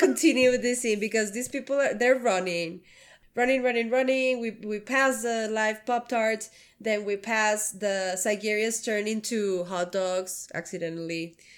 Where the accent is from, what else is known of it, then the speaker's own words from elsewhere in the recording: Mexico; moved away as an adult; now in United States; I grew up in Mexico for my, the twenty, the first twenty-three years of my life